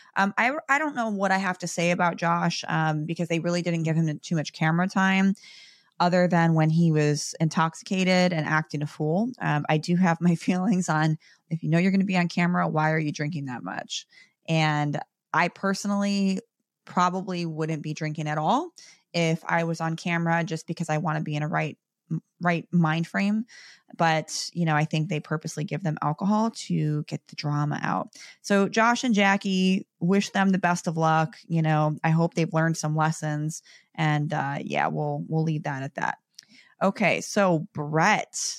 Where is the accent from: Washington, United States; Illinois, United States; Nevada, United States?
Illinois, United States; Chicago; I'm from Chicago